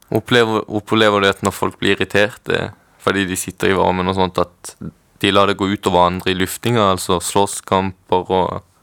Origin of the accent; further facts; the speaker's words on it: Kristiansand, Agder, Norway; moved away as an adult; also born or lived in Chile; now in Oslo, Norway; Jeg er opprinnelig fra Chile, men jeg er oppvokst på Sørlandet, Kristiansand